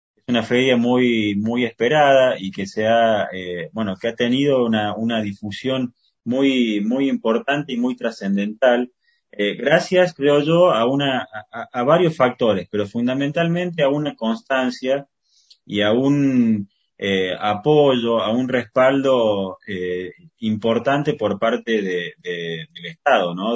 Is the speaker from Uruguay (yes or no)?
no; Córdoba, Argentina; nací en Córdoba